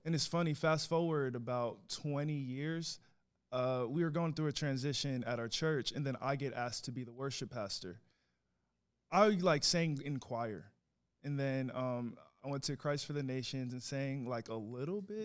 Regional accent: New York City, New York, United States; now in Longview, United States; I was born in the Bronx

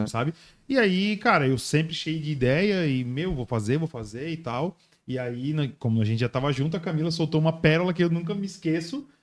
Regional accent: Itajaí, Santa Catarina, Brazil; moved away as an adult; now in Joinville, Brazil; Eu nasci aqui, morei até meus 10 anos

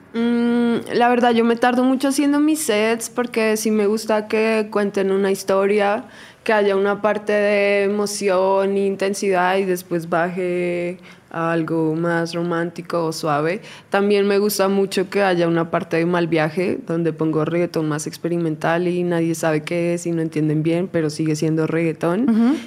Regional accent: Colombia; now in Mexico; yo soy de Colombia, entonces desde muy chiquita

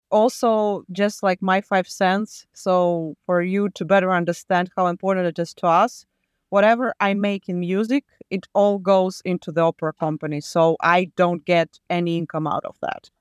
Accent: Latvia; now in Malden, United States; I was born back in U S S R in nineteen eighty-six

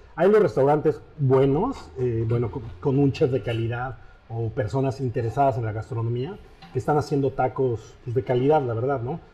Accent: Mexico; now in Paris, France; desde mi perspectiva como mexicano

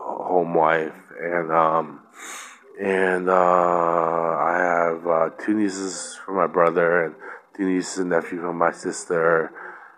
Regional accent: Glen Burnie, Maryland, United States; also born or lived in Baltimore; my parents say I was born in Glen Burnie because we were living in Glen Burnie at the time in Maryland

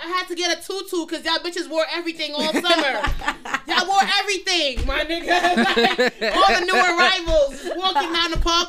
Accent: New York City, New York, United States; We from Brooklyn.

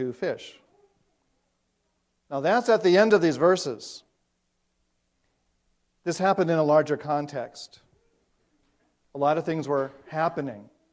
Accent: South Dakota, United States; moved away; growing up in South Dakota, you might think of that as a dry place, but we have lakes there too

